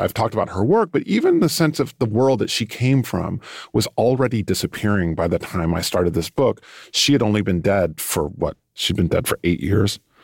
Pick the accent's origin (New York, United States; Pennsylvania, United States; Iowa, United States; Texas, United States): Texas, United States; moved away as an adult; also born or lived in Europe; I come from Texas